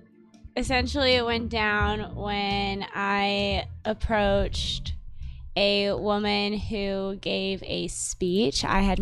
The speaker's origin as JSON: {"language": "English", "region": "California", "country": "United States", "tie": "born or raised there", "also_born_or_lived": "Laguna Beach, California", "moved": "as an adult", "lives_now": "Boston, United States", "said": "born and raised in California, so just moved here to Boston"}